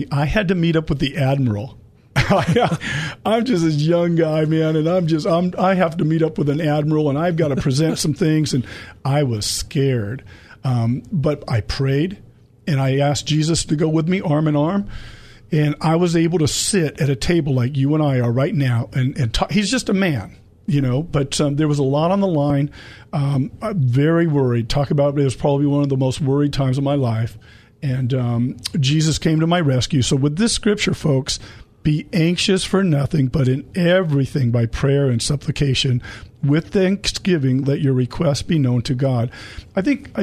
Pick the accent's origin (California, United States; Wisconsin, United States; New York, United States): California, United States; El Cajon; I was born in the El Cajon